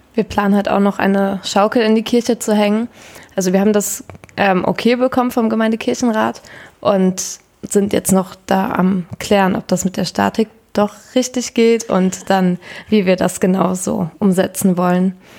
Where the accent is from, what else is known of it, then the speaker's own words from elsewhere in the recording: Berne, Lower Saxony, Germany; ich komme auch aus der Wesermarsch und da aus Berne